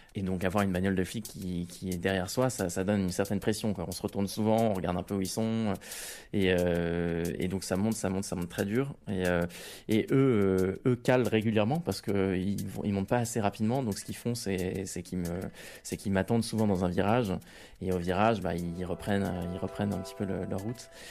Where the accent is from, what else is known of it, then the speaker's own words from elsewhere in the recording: Rouen, Normandy, France; now in Paris, France; à l'origine, moi, je suis normand, je suis né à Rouen, j'ai fait mon collège et mon lycée à Rouen. Et, euh, maintenant, je vis à Paris